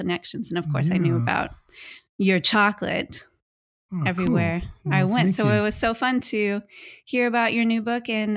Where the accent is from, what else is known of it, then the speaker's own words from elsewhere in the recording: Bolivar, Missouri, United States; also born or lived in Springfield, Missouri; my hometown of Bolivar, Missouri, where I grew up.